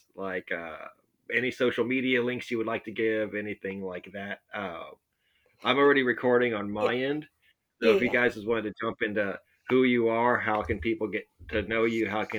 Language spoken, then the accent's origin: English; Corpus Christi, Texas, United States; I'm from Corpus Christi based and born and raised, and I went to school in Texas and lived here most of my life.